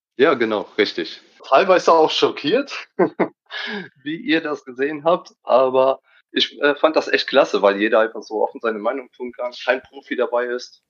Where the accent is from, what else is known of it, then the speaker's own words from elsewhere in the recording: Siegen, North Rhine-Westphalia, Germany; Aus NRW, Siegen